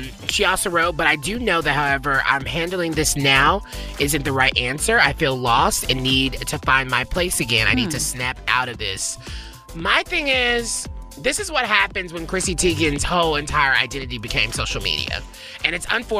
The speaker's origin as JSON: {"language": "English", "region": "Tennessee", "country": "United States", "said": "I'm from Tennessee"}